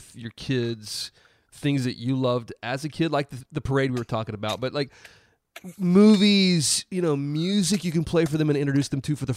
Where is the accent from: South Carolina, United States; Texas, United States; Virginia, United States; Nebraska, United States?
South Carolina, United States; I'm from South Carolina.